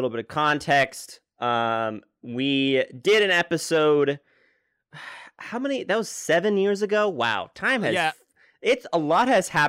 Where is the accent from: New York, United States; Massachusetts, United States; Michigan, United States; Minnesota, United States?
New York, United States; New York City; I am from New York City. I was born here, and I am sure I'll probably die here